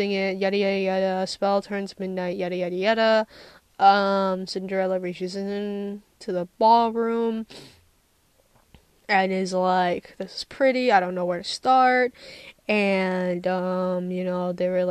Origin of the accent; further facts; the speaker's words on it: United States; I'm from America